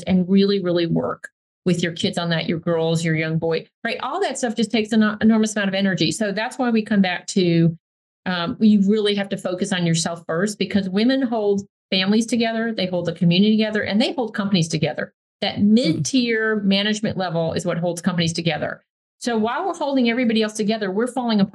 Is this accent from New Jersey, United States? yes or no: no; New York, United States; I grew up in New York